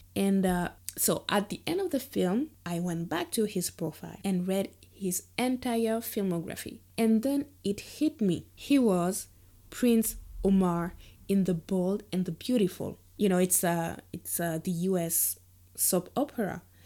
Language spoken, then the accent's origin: English; Guadeloupe; growing up in Guadeloupe